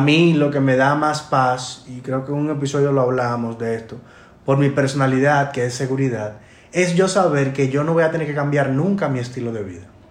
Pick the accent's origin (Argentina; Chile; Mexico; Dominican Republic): Dominican Republic; nosotros como dominicanos